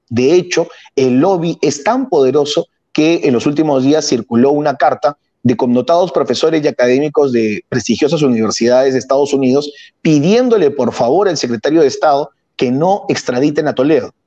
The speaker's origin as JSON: {"language": "Spanish", "country": "Peru", "said": "como peruano"}